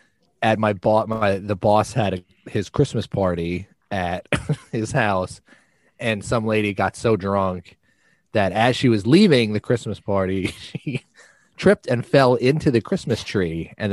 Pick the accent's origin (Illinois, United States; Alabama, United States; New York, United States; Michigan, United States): Illinois, United States; Chicago; I came from Chicago.